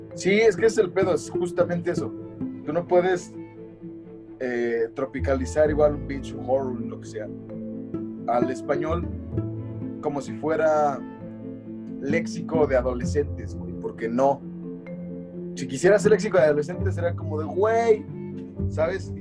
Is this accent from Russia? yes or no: no; Mexico; como latinoamericano, no como mexicano